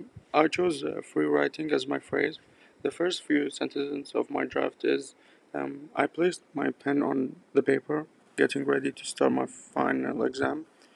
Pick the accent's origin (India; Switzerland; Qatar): Qatar; moved away as an adult; I'm from Qatar, an international student at Nova.